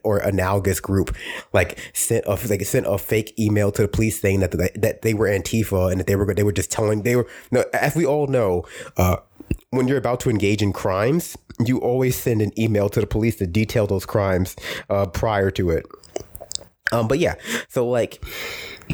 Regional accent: New York City, New York, United States; I was raised in Brooklyn

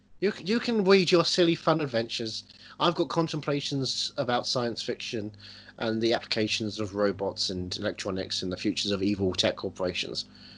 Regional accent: Ireland; I'm an Irishman.

